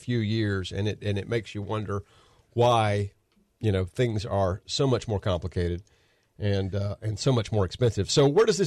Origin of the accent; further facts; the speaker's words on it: Horry County, South Carolina, United States; I grew up in Horry County